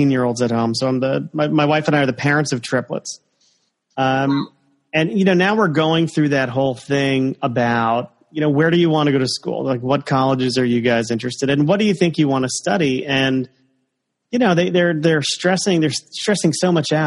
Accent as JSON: {"language": "English", "region": "Connecticut", "country": "United States", "tie": "born or raised there", "also_born_or_lived": "Florida", "said": "I was born in Florida, but I lived in Connecticut since 1983. So the vast majority of my life been in the Nutmeg State"}